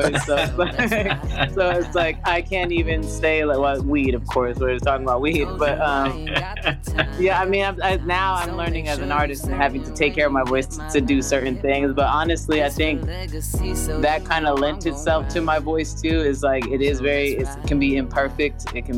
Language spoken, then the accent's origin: English; New York City, New York, United States; I'm from the Bronx, New York